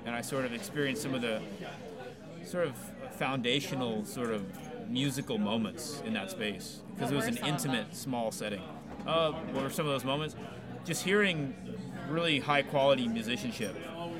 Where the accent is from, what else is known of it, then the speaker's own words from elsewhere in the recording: Austin, Texas, United States; also born or lived in Houston, Texas; And so I grew up in Austin. I was not born here, but I feel like I grew up here. I'm thankful that I grew up here.